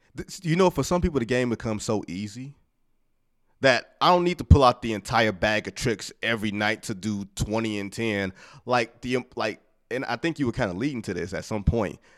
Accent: Detroit, Michigan, United States; I'm from Detroit

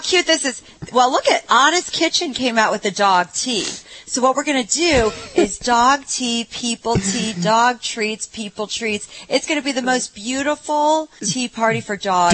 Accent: Ohio, United States; I'm from Ohio

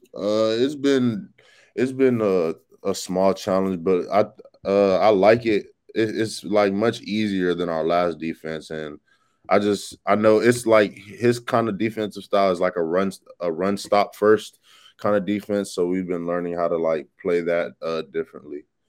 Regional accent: Texas, United States; moved away as an adult; now in Florida, United States; I'm from Texas

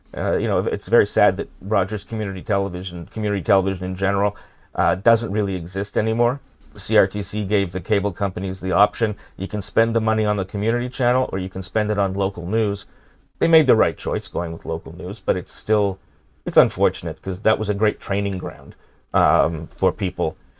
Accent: Toronto, Ontario, Canada; grew up in, uh, North York by Newtonbrook

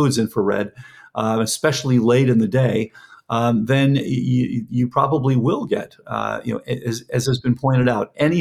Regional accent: Fort Lauderdale, Florida, United States; I grew up in Lauderdale

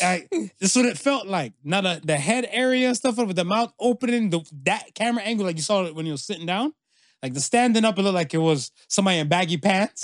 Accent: Canada; I'm Canadian

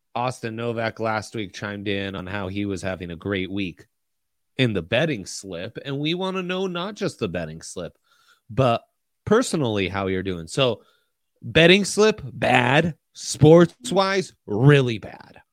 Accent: Italy; moved away; I grew up in Italy.

